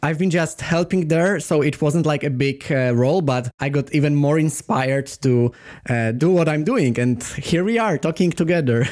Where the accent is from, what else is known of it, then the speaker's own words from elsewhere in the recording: Poland; moved away; also born or lived in Sweden; I was coming only from Poland, from quite close country